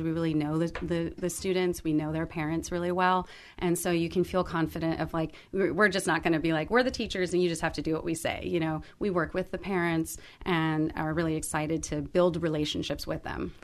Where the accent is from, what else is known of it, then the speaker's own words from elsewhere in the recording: Alhambra, California, United States; have been born and raised in Alhambra, and uh, then went on to Alhambra High School